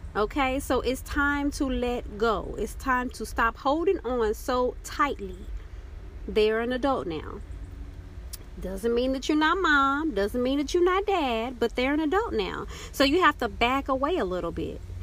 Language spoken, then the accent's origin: English; Texas, United States; moved away; also born or lived in Oklahoma; growing up in Texas and the time that I lived in Oklahoma